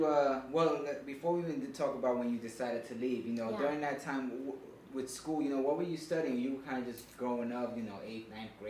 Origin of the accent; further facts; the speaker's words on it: New York City, New York, United States; I'm from the Bronx.